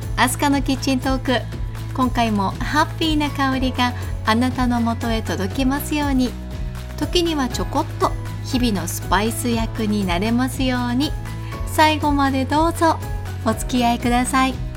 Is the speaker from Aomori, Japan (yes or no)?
no; Kanazawa, Ishikawa, Japan; 私の地元金沢市